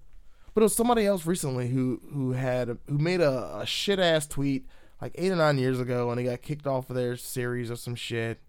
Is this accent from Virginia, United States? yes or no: yes; Virginia, United States; I'm glad I'm kind of from Podunk, Virginia, not Podunk, Florida, because I probably would be real trash.